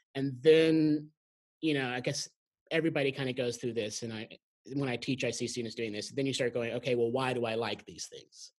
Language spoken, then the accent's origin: English; Graham, Texas, United States; also born or lived in San Antonio / Houston; I grew up in a, a, really small town in North Texas called uh, Graham